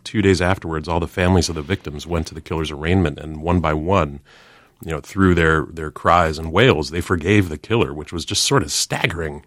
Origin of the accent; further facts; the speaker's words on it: Chicago, Illinois, United States; Barack Obama and I have in common, uh, we're both from Chicago